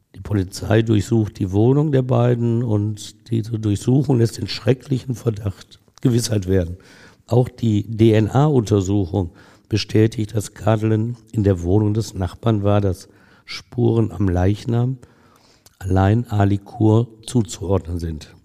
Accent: Germany; ich als Deutscher

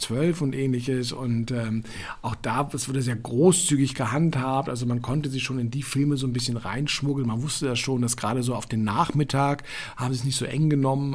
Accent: Berlin, Germany; Reichsstraße in Westend, Charlottenburg, ähm, wo ich als Kind aufgewachsen bin

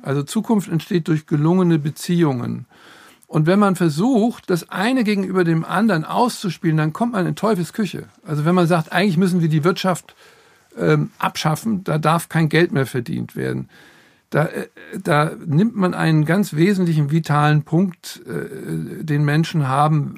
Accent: Frankfurt, Hesse, Germany; ich komme aus Frankfurt

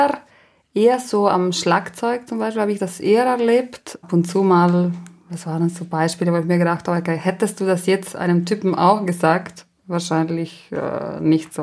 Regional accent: La Val, Trentino-Alto Adige, Italy; first language Ladin; German is a second language; das ist dieses Dorf, wo ich aufgewachsen bin

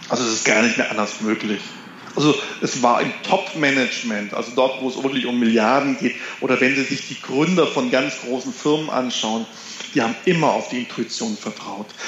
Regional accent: Konstanz, Baden-Württemberg, Germany; Ich komme vom See, haben Sie schon erwähnt, ich komme vom Bodensee aus Konstanz.

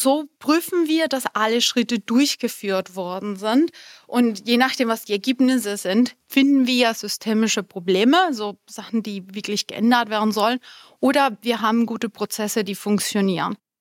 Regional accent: Colombia; first language Spanish; German is a second language; moved away; ich bin halb Kolumbianerin, halb Deutsch und meine Muttersprache ist eigentlich Spanisch. Das war dann die erste Sprache.

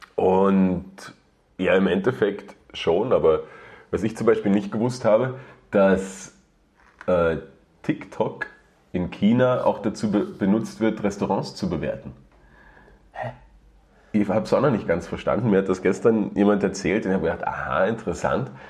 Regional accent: Germany; now in Austria; ich komme äh, ursprünglich aus, aus Deutschland und wohne jetzt auch schon sogar 15, nein, 16 Jahre schon in Österreich.

